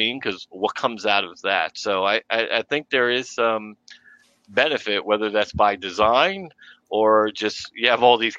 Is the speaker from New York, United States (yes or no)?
yes; New York City, New York, United States; accent: intrusive R; growing up in Brooklyn, New York.